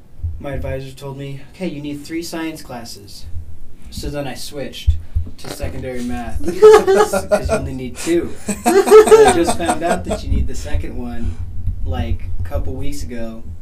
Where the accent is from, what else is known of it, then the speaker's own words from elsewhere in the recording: Battle Mountain, Nevada, United States; So, I'm from Battle Mountain, Nevada.